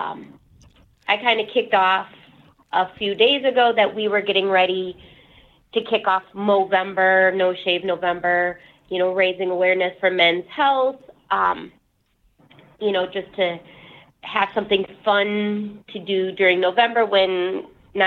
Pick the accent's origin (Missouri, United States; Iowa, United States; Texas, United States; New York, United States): Iowa, United States; Dubuque; Dubuque, Iowa. That's my hometown.